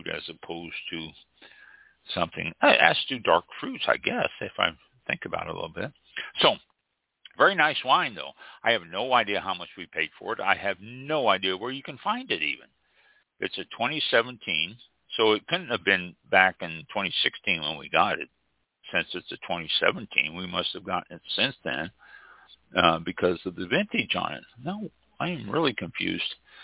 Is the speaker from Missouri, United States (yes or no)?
yes; Kansas City, Missouri, United States; Kansas City, Missouri, which is my hometown